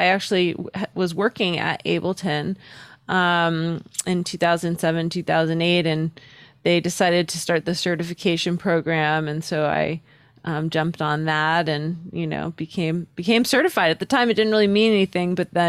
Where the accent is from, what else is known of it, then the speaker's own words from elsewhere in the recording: Newport, Rhode Island, United States; I was living in the smallest state. Newport, Rhode Island is a very small little town. It's very quaint.